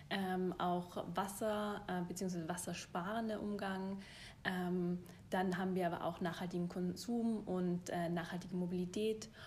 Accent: Tyrol, Austria; also born or lived in Germany; Äh, ich bin Tirolerin, ähm, habe dann lang in Deutschland studiert und gearbeitet und habe mir aber dann gedacht, ich will wieder zurück in die Berge

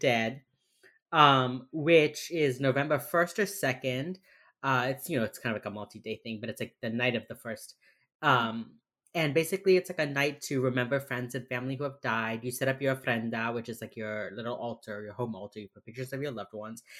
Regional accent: Miami, Florida, United States; accent: Miami; my fucking Miami accent

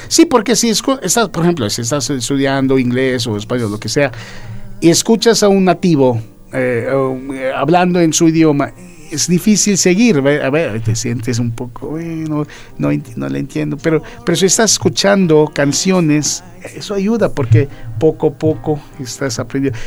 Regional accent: Philippines; now in Mexico City, Mexico

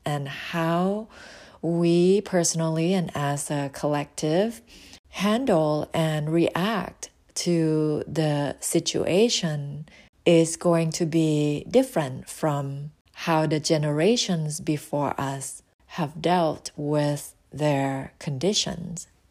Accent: Thailand; now in United States; I was born in Thailand and relocated to the U S

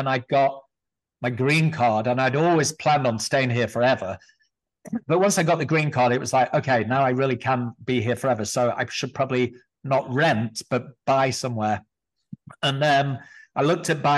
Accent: Blackpool, North West England, United Kingdom; also born or lived in London / Los Angeles / Richmond; now in Las Vegas, United States; I grew up in Blackpool

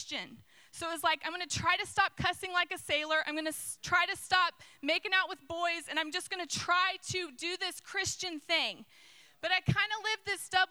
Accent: Zionsville, Indiana, United States; I grew up in Zionsville

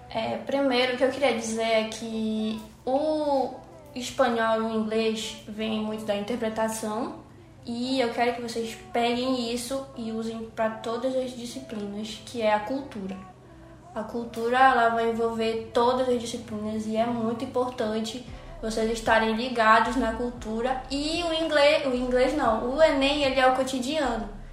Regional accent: Cametá, Pará, Brazil; accent: paraense, cametaense; Eu tenho meu sotaque paraense, eu tenho meu sotaque cametaense, e é isso vai estar tá lá no meu inglês.

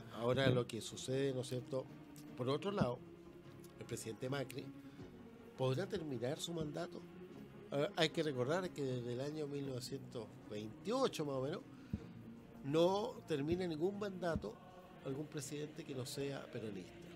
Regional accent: Chile

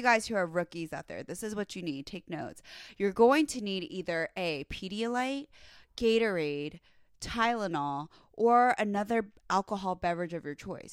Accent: Virginia, United States; moved away; my hometown, Virginia.

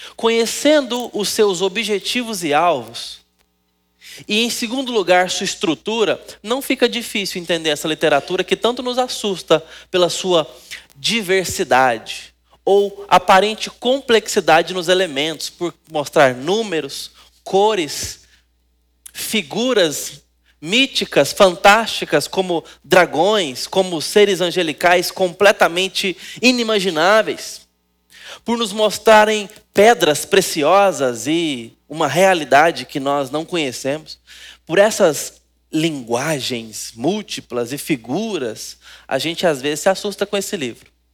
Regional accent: Brazil; nós Gostamos de futebol como brasileiros

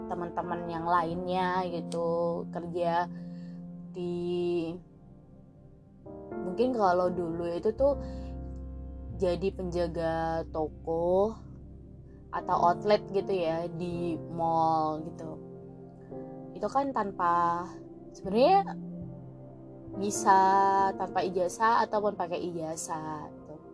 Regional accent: Surabaya, East Java, Indonesia; malu ya aku orang Jawa aku orang Surabaya

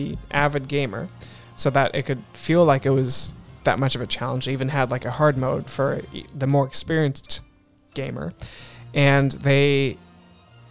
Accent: Alaska, United States; moved away; growing up in Alaska, actually, which is where I was living for 8 years.

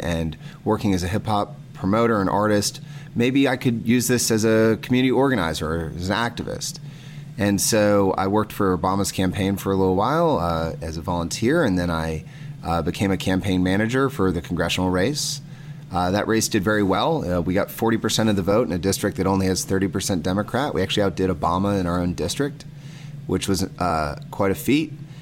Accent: Athens, Georgia, United States; I was raised here in Athens, Georgia. I've been here since I was 5 years old

